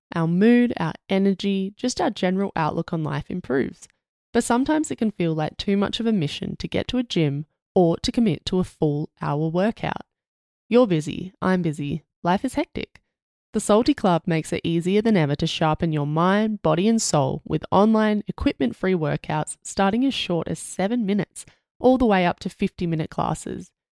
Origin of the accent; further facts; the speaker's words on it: Australia; being Australian